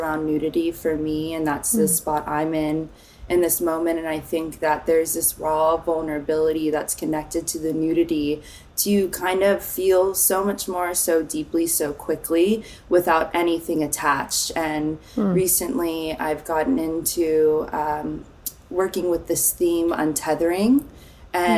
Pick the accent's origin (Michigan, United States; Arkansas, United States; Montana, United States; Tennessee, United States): Tennessee, United States; Nashville; moved away as an adult; also born or lived in Phoenix, Arizona / California / New York; now in Los Angeles, United States; I grew up mostly in Nashville, Tennessee, a Tennessee honey. And I was born in Phoenix, and we moved all around. We were in California for a little bit, but mostly Nashville.